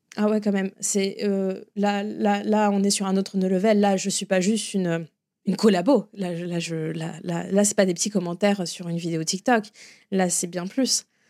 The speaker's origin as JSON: {"language": "French", "country": "France", "moved": "as an adult", "lives_now": "Florida, United States", "said": "en tant que Français et francophile"}